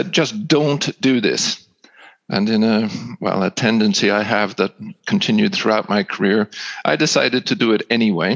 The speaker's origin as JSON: {"language": "English", "town": "Seattle", "region": "Washington", "country": "United States", "tie": "born or raised there", "also_born_or_lived": "Ireland", "moved": "as an adult", "said": "When I was 9 years old, they decided to develop their career in the United States. We moved to Seattle. I finished high school"}